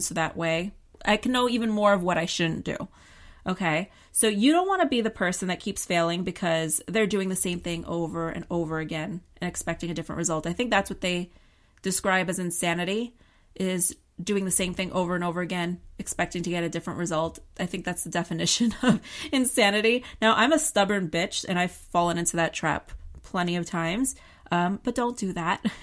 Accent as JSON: {"language": "English", "region": "New York", "country": "United States", "said": "I'm a New Yorker."}